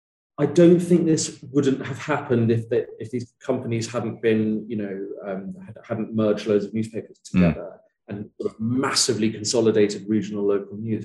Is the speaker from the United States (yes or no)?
no; Sussex, South East England, United Kingdom; the tiny town where I grew up in Sussex